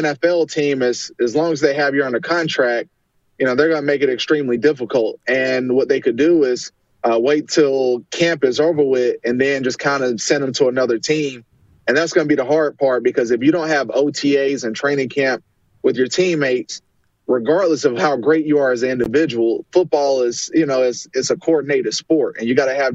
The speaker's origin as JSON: {"language": "English", "town": "Charlotte", "region": "North Carolina", "country": "United States", "said": "I'm from Charlotte, or from the Carolinas"}